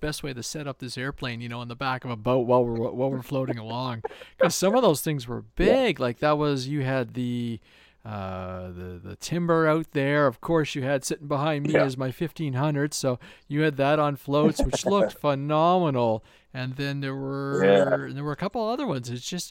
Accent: Canada; being a Canadian boy

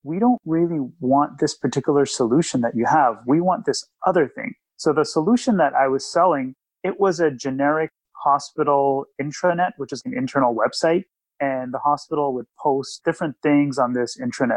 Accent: Toronto, Ontario, Canada; also born or lived in Ottawa, Ontario; I came back from Ottawa to Toronto, where I'm from

